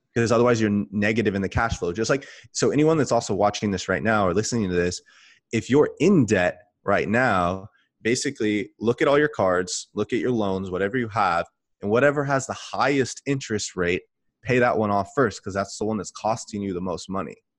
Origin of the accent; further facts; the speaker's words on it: California, United States; moved away as an adult; also born or lived in Texas; I'm from California, but when I got out of the Army, I lived in Texas for a while